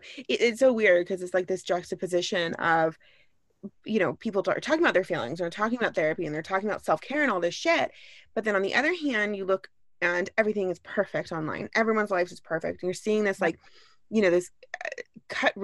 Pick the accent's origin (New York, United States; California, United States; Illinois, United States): California, United States; Orange County; also born or lived in Los Angeles / Ventura; I grew up in Orange County